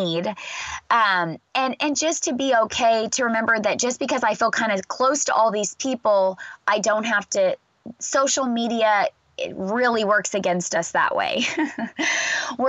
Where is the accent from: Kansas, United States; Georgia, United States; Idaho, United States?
Kansas, United States; now in Texas, United States; I live in Texas and I'm from Kansas